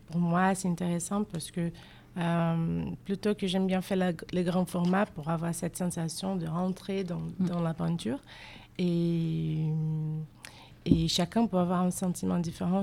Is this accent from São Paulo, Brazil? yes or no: no; Rio de Janeiro, Brazil; French is a second language; moved away as an adult; now in Bordeaux, France; je viens de, la ville de Rio de Janeiro